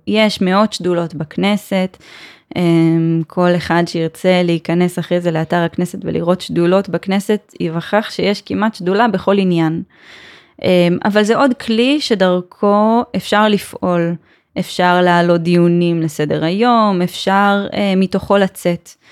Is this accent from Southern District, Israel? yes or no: no; Givat Ye'arim, Jerusalem District, Israel; במקור אני מגבעת יערים, זה באמת הרי ירושלים